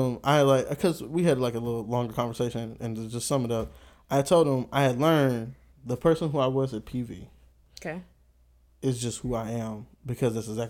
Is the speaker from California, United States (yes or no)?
no; Houston, Texas, United States; Wasn't born here. I was born in Houston